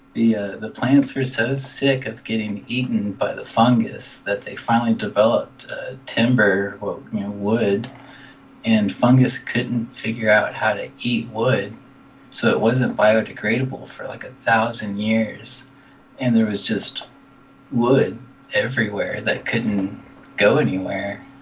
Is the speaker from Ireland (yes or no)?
no; Dallas, Texas, United States; moved away as an adult; now in California, United States; from Dallas, Texas